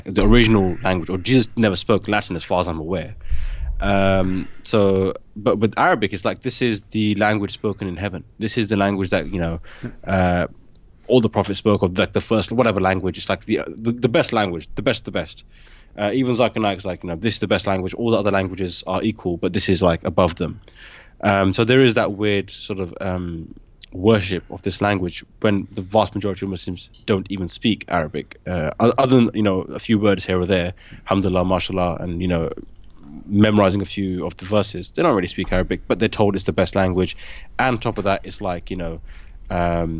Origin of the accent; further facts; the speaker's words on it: United Kingdom; also born or lived in Pakistan; I came to the UK when I was 1 year old. So virtually my whole life, I've been living in the UK.